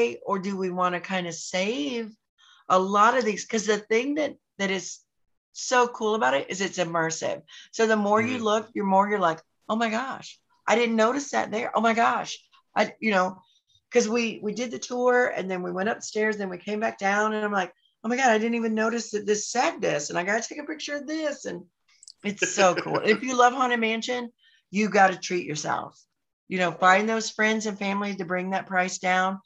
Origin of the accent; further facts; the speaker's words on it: North Carolina, United States; now in Orlando, United States; I grew up in North Carolina